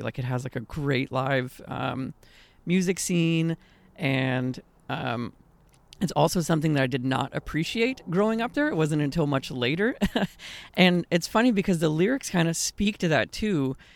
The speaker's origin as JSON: {"language": "English", "town": "Austin", "region": "Texas", "country": "United States", "tie": "born or raised there", "moved": "yes", "said": "growing up in Austin"}